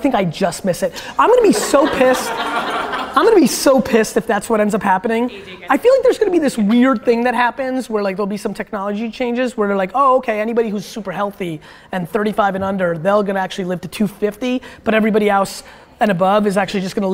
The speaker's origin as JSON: {"language": "English", "town": "Dover", "country": "United States", "tie": "born or raised there", "second_language": "English", "said": "I wasn't born here. My first interaction with American kids when I was like 4 in Dover"}